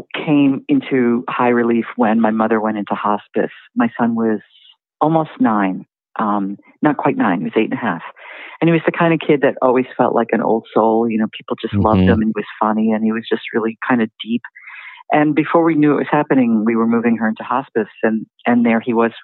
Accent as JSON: {"language": "English", "town": "Newton", "region": "Massachusetts", "country": "United States", "tie": "born or raised there", "also_born_or_lived": "New York / Washington, D.C.", "moved": "as an adult", "said": "I grew up outside Boston in a suburb. Mm-hmm. And I had lived in New York and DC. And when I met my husband and we had our son, we ended up moving to my hometown, which was Newton, Massachusetts."}